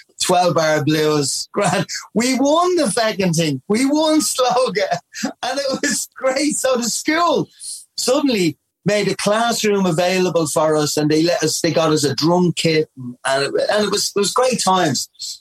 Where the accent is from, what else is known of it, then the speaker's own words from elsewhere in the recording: Dublin, Leinster, Ireland; I was from Ballymun.